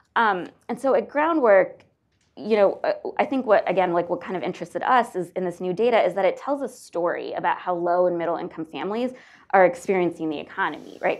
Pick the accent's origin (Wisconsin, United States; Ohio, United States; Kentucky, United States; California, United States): Ohio, United States; Northeast; growing up in Northeast Ohio